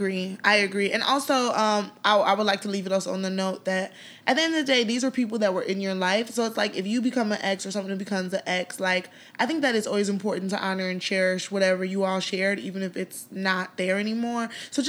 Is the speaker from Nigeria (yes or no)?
yes; Nigeria; Nigeria is our country and it's, you know, home, and to see the investments in the arts, you know, being Nigerian